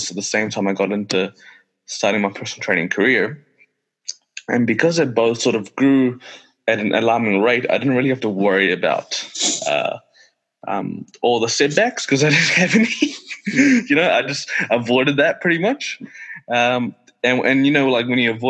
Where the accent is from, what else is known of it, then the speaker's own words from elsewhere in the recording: Pakistan; now in Wellington, New Zealand; when I was born in Pakistan, and throughout growing up